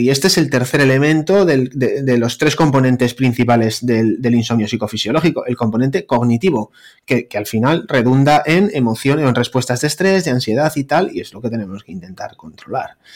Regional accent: Bilbao, Basque Country, Spain; un panchito de Bilbao, cardiólogo

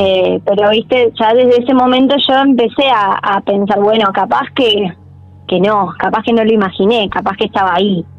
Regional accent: General San Martín, Buenos Aires Province, Argentina; Yo soy de General San Martín, de Zona Norte

